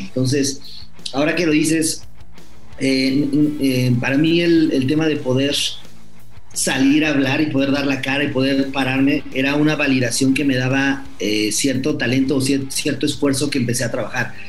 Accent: Mexico; cuando yo estaba muy chiquito, iba a ver a un equipo aquí en México

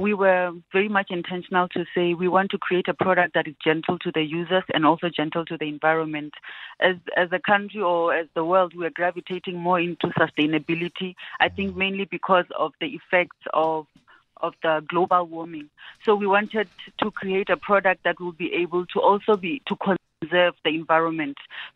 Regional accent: Venda, Limpopo, South Africa; moved away as an adult; now in Gauteng, South Africa; I'm born and bred in Venda. Came to Gauteng to further my studies

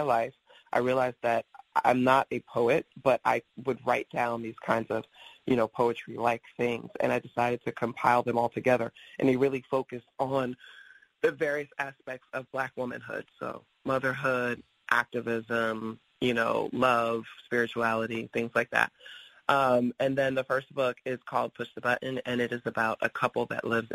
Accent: New York City, New York, United States; I grew up in New York City. First I lived in Queens, then I moved to the Bronx

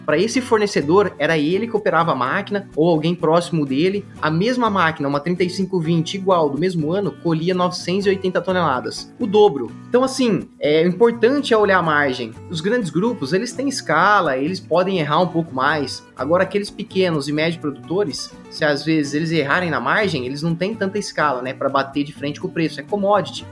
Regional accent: Piracicaba, São Paulo, Brazil; Nasci aqui em Piracicaba, então conhecia todas as salas, conhecia todos os departamentos da Exalc.

